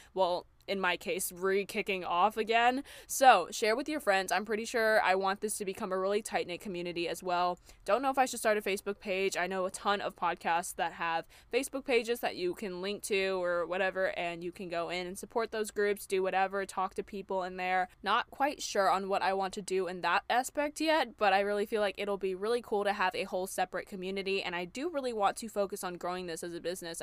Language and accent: English; Charlotte, North Carolina, United States; moved away as an adult; also born or lived in New York City; move back to my hometown of Charlotte, North Carolina